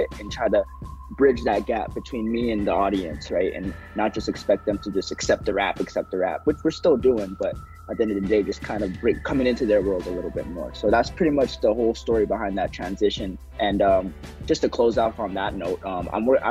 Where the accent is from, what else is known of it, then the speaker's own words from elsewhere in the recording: Texas, United States; also born or lived in Zimbabwe; now in Red Deer, Canada; I grew up in Texas. I was born in Zimbabwe, but I moved there when I was about 3 years old